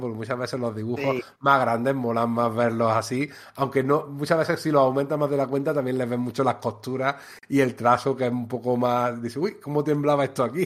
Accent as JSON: {"language": "Spanish", "town": "Antequera", "region": "Andalusia", "country": "Spain", "tie": "born or raised there"}